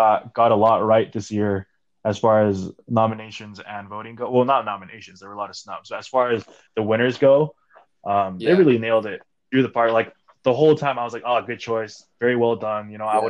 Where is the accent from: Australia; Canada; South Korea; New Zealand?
South Korea; moved away as an adult; now in Utah, United States; I'm Korean American. I grew up in Korea for 16 years.